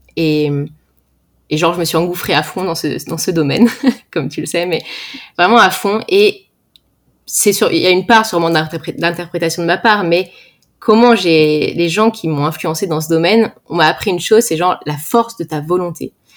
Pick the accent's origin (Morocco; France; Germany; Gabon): France; Val-d'Oise, Paris suburbs, Île-de-France; je viens du Val d'Oise en France. J'ai grandi en banlieue parisienne